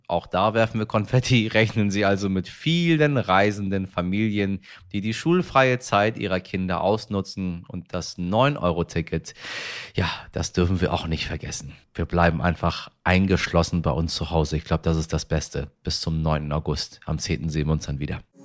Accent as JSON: {"language": "German", "country": "Germany", "said": "bei uns in Deutschland"}